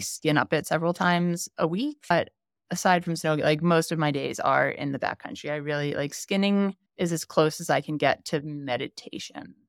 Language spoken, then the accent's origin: English; D.C., Maryland, United States; moved away as an adult; also born or lived in Chicago, Illinois; now in Jackson, United States; I grew up on the East Coast in Maryland, outside of Washington, D C.